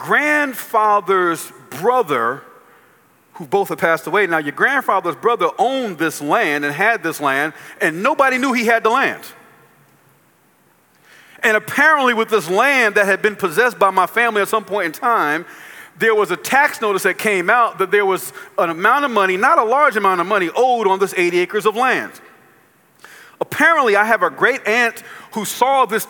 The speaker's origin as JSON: {"language": "English", "region": "New Jersey", "country": "United States", "moved": "yes", "lives_now": "Columbia, United States", "said": "I live in Columbia, South Carolina. I'm from New Jersey."}